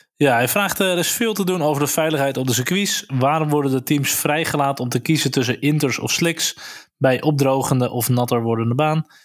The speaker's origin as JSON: {"language": "Dutch", "country": "Netherlands", "said": "wij het als Nederlanders"}